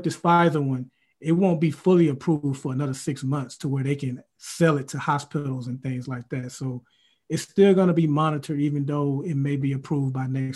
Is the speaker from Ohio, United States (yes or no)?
no; Mobile, Alabama, United States; we're both from Alabama, went to the same high school in Mobile, Alabama